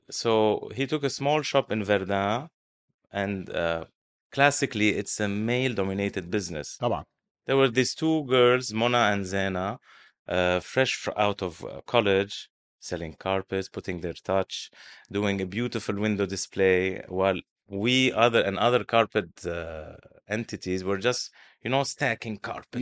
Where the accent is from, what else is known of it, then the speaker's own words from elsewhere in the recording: Beirut, Beirut Governorate, Lebanon; moved away as an adult; now in Dubai, United Arab Emirates; my hometown is Beirut, and I'm always a little bit homesick for Beirut